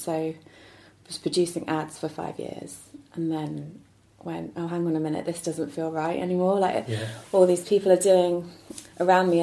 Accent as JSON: {"language": "English", "region": "London", "country": "United Kingdom", "said": "I'm from London"}